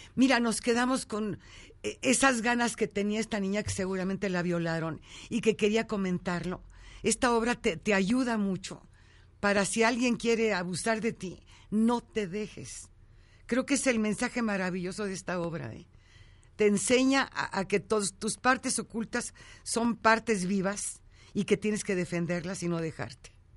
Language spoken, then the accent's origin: Spanish; Ojinaga, Chihuahua, Mexico; moved away; Soy de Ojinaga, Chihuahua. Nací en un ranchito ahí en, Cañada Ancha, un rancho de mi abuela. Entonces imagínate la crianza